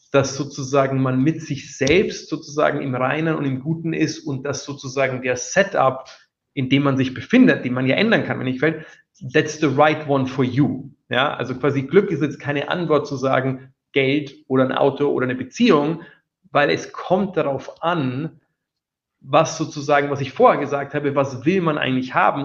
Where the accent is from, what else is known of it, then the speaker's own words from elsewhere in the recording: Wiesau, Bavaria, Germany; now in London, United Kingdom; in der Oberpfalz, wo ich herkomme